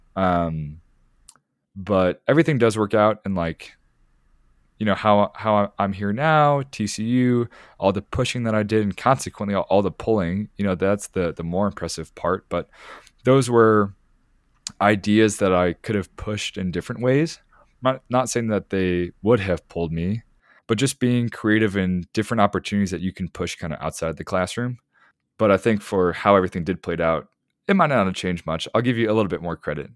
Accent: Chicago, Illinois, United States; moved away as an adult; Growing up where I grew up in the Chicago area

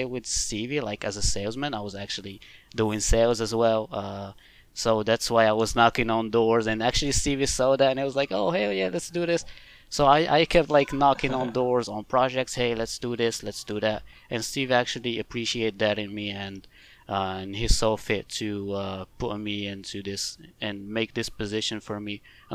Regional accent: Morocco; I'm actually from Morocco

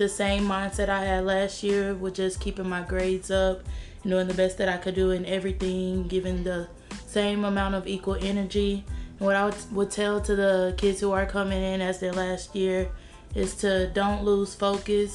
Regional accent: Corsicana, Texas, United States; I'm 17 years old, born and raised in Corsicana

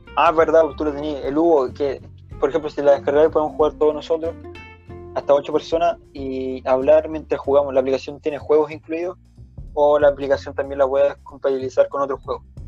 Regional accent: Santiago, Santiago Metropolitan Region, Chile; nosotros somos de Santiago

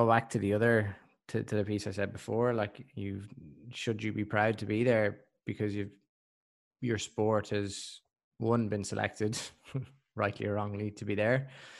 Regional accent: Scotland, United Kingdom; As a Scottish person.

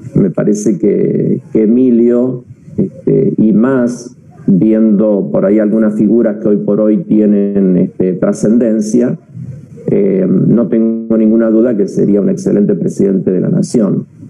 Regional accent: Buenos Aires Province, Argentina; also born or lived in La Plata; los bonaerenses eh, podamos tener una identidad que nos enorgullezca

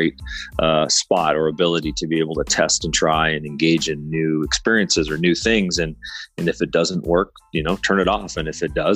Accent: Canada; I'm Canadian

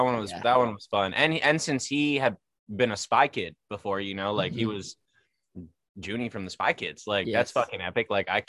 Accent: San Diego, California, United States; I'm from San Diego

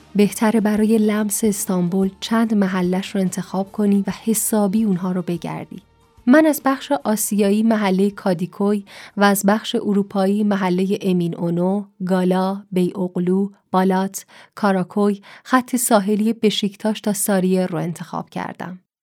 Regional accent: Iran; اهل کجایی جواب میدم ایران

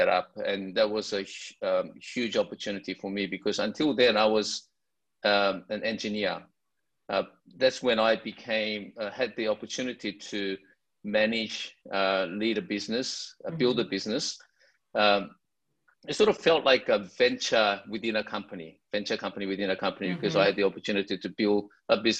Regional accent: Sydney, New South Wales, Australia; I grew up in Sydney, Australia, and I went to the University of Sydney

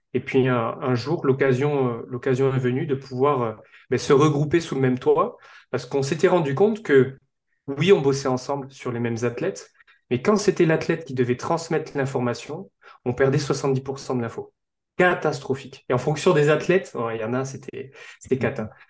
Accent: south-west France, France; also born or lived in Bordeaux; je suis originaire du sud-ouest de la France

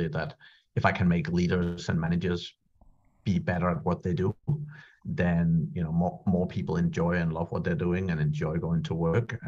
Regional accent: Denmark; moved away as an adult; also born or lived in Ireland; I'm from Denmark originally. I was born in Denmark and I lived there for the first 18 years

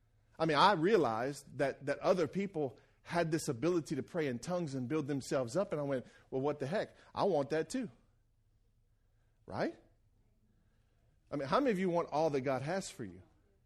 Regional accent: Franklin, Louisiana, United States; When I was at the church I grew up in Franklin, Louisiana

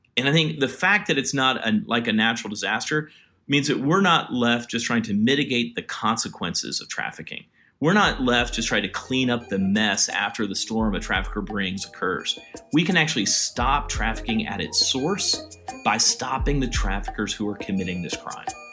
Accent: Virginia, United States; moved away as an adult; also born or lived in India; I grew up in Virginia. I'm a white guy from the South

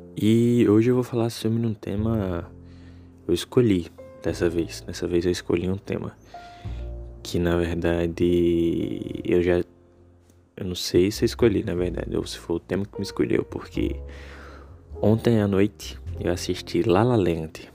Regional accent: Natal, Rio Grande do Norte, Brazil; eu sou de Natal, né, do Rio Grande do Norte

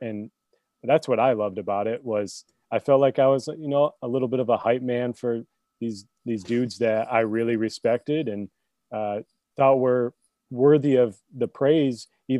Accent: New York, United States; moved away as an adult; also born or lived in Michigan; I grew up in New York, started my college career in a school in Western New York

